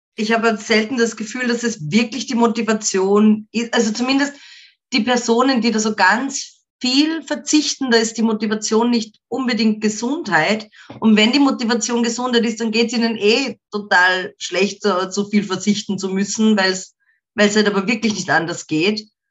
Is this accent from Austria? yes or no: yes; Ebensee, Upper Austria, Austria; first language German; ich komme aus, einem, äh, aus einer Marktgemeinde im so ein Dorf, mehr oder weniger. Ich meine, es ist nicht so klein, es sind schon 7000 Leute, die dort wohnen